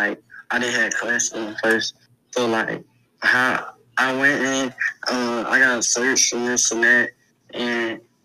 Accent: Cleveland, Ohio, United States; When you come from the South Side, you got to know how to teach you. You got to, especially Cleveland.

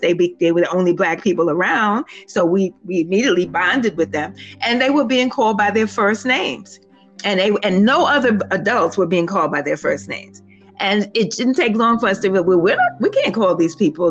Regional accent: New York City, New York, United States; I was born and raised in Harlem

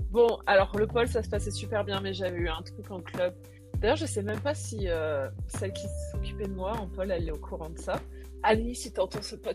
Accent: Réunion, France; je viens de La Réunion

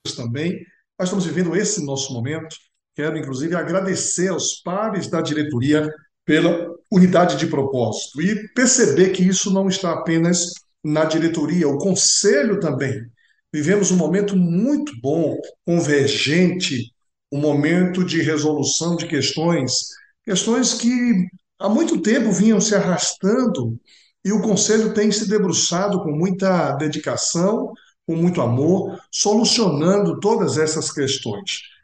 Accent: Feira de Santana, Bahia, Brazil; now in Paraná, Brazil; nasci em Feira de Santana, no Instituto Bíblico de Feira de Santana, na Bahia

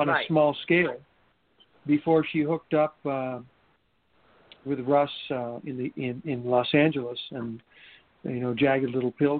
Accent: Montreal, Quebec, Canada; originally from Montreal.

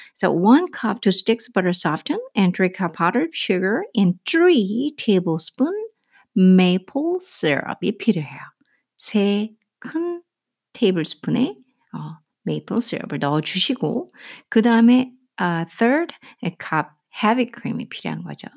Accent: South Korea; 저는 이제 한국 사람이니까

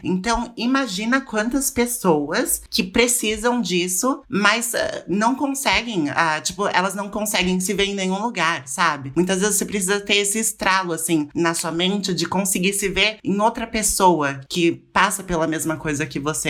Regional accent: São Paulo, Brazil; now in Lausanne, Switzerland; Eu moro na Suíça atualmente, mas eu sou de São Paulo, da capital

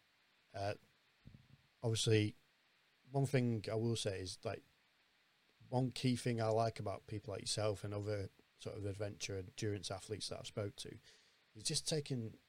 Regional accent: Blackburn, North West England, United Kingdom; I'm from Blackburn myself, so Bolton's right next door

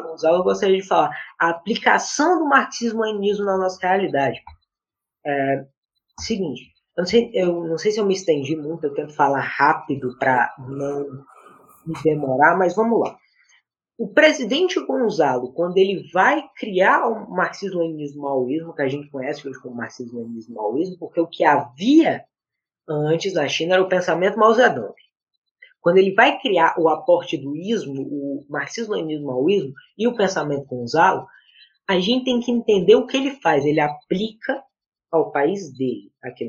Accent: Northeast Region, Brazil; eu sou nordestino, eu nasci no Nordeste

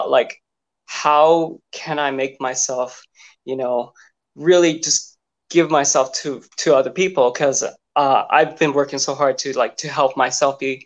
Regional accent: California, United States; I'm from California, West Coast

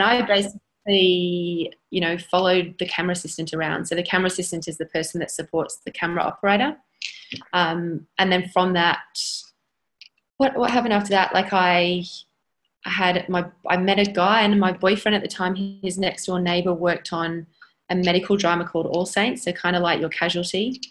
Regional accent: Stoke-on-Trent, West Midlands, United Kingdom; moved away as an adult; now in Sydney, Australia; I actually grew, grew up in in the UK in Stoke on Trent. Um, moved to Australia when I was eighteen.

